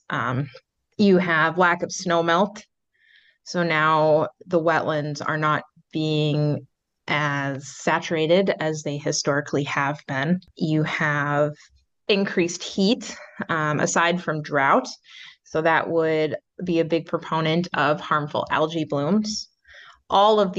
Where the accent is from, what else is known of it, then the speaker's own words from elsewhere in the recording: Midwest, United States; moved away; I'm from the Midwest